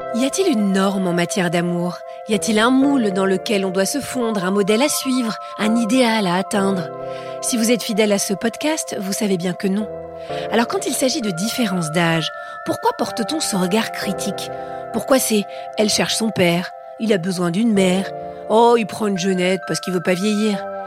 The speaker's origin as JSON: {"language": "French", "country": "France", "said": "je suis française"}